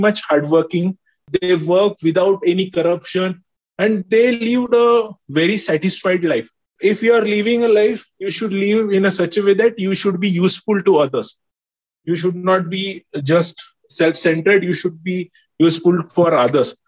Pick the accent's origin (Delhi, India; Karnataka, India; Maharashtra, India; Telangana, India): Maharashtra, India; Jalgaon; I joined CG, luckily, in my hometown only